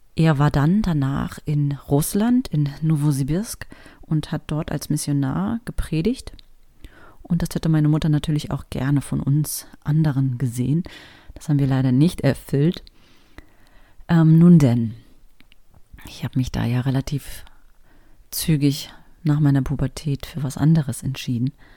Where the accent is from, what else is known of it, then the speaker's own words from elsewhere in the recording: Berlin, Germany; Und wir sind in Berlin-Spandau groß geworden